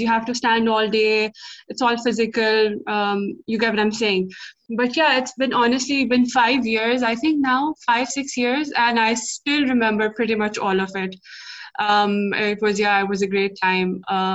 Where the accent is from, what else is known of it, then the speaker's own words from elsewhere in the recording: Lahore, Punjab, Pakistan; also born or lived in Dubai, United Arab Emirates; now in United Kingdom; my home country, which is Pakistan, and my city, Lahore